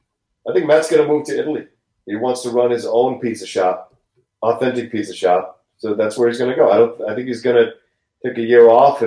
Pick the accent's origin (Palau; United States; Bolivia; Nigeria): Bolivia; raise some llamas that I can import from South America from my home country of Bolivia